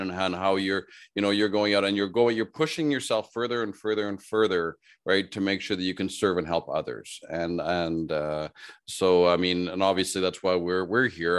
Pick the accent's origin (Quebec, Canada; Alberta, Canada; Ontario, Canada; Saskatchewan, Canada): Saskatchewan, Canada; Saskatoon; also born or lived in Regina, Saskatchewan; in Regina, Saskatchewan, here as where I was born, and then I grew up in Saskatoon, which is two hours north